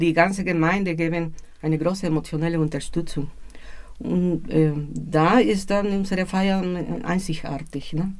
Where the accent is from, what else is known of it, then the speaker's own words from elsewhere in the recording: Mexico City, Mexico; Ich bin aus Mexiko-Stadt